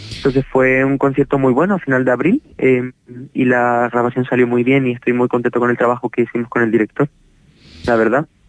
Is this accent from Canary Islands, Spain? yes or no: yes; Canary Islands, Spain; nosotros, siendo canarios